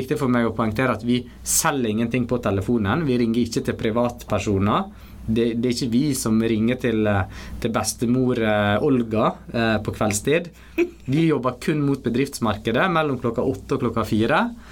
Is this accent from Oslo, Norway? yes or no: no; Stryn, Vestland, Norway; also born or lived in Mumbai, India; jeg bodde egentlig ikke så veldig langt ifra der jeg vokste opp